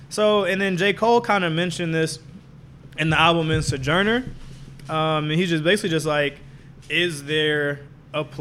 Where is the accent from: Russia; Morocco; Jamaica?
Jamaica; I'm Jamaican.